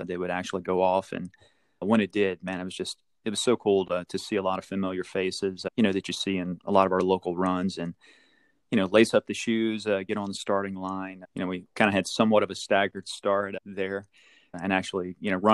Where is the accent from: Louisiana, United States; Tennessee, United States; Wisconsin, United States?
Louisiana, United States; Ponchatoula; we're from Ponchatoula, met in Ponchatoula High